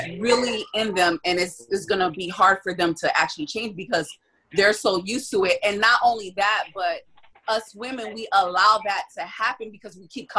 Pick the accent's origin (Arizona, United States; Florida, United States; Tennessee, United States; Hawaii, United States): Florida, United States; Miami; I'm from Miami